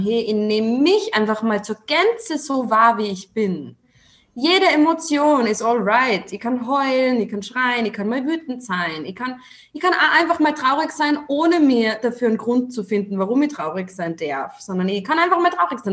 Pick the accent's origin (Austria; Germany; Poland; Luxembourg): Austria; accent: Austrian; Ich komme aus Österreich, was man vielleicht an meinem Dialekt also so ein bisschen erkennt